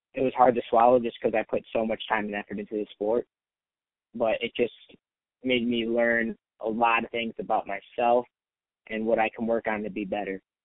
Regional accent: Chicago west suburbs, Illinois, United States; moved away as an adult; now in Ames, United States; I live about four and a half hours away, my hometown, from Ames

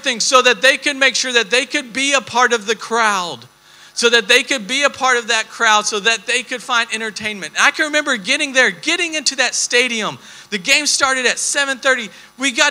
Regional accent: Texas, United States; we're from Texas

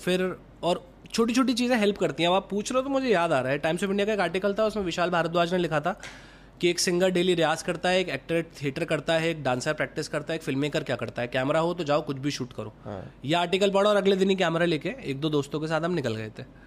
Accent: Gwalior, Madhya Pradesh, India; moved away; also born or lived in Indore / Mumbai; मैं ग्वालियर से आया इंदौर

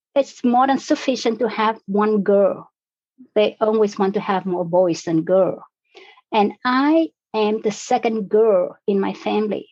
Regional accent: Vietnam; now in Canada; I was born in Vietnam. I was born in a different country under different circumstances

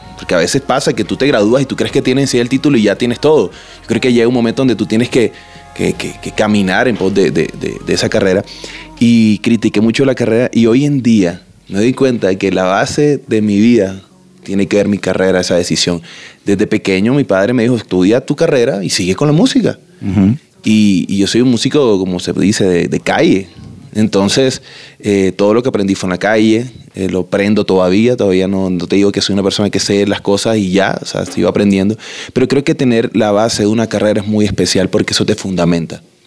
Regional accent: Barranquilla, Atlántico, Colombia; somos de Quilla, tenemos río, mar cerca.

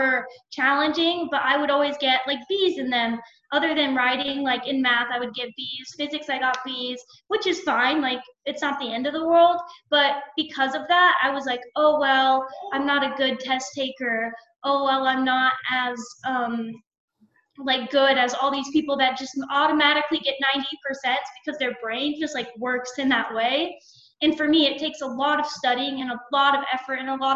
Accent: Arizona, United States; moved away as an adult; now in Ohio, United States; I had to move to another state because I'm from Arizona, so I had to move to Ohio to do it

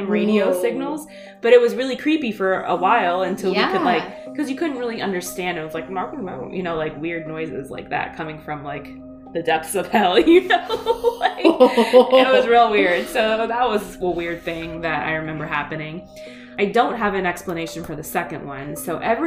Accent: Iowa, United States; also born or lived in California; We lived out there, and then we moved back to Iowa. Like, my parents are from around here.

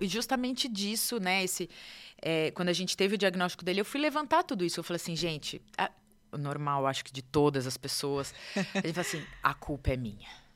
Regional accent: São Paulo, Brazil; moved away as an adult; now in São José dos Campos, Brazil; eu é sou de São Paulo

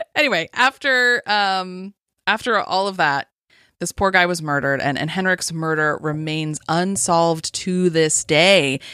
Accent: Las Vegas, Nevada, United States; growing up in Las Vegas

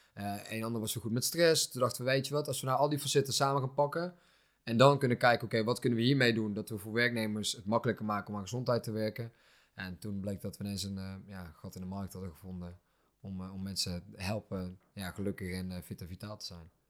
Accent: Netherlands; wij zijn natuurlijk opgegroeid in Nederland

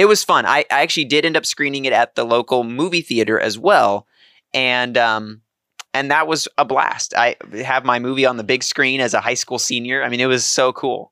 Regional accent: Beatrice, Nebraska, United States; moved away; So, I'm from Nebraska originally, um, from a small town called Beatrice, Nebraska, twelve thousand people

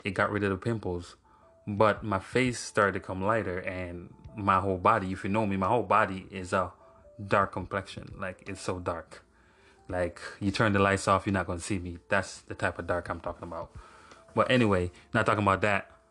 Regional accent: Jamaica; moved away; I grew up in Jamaica for like 20 years. I grew up in Jamaica for 20 years

